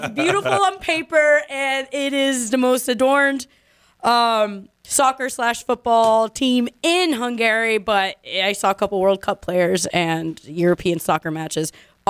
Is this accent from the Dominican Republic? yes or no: yes; Dominican Republic; I'm from the Dominican Republic